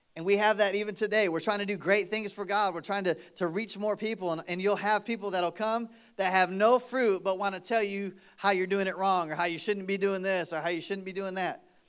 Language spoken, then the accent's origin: English; Michigan, United States; moved away; I grew up in Michigan